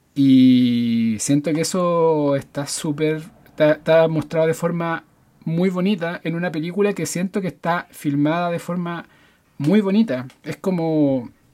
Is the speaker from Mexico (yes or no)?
no; Santiago, Santiago Metropolitan Region, Chile; soy de Recoleta, evidentemente. Eh, vivo muy cerca de los cementerios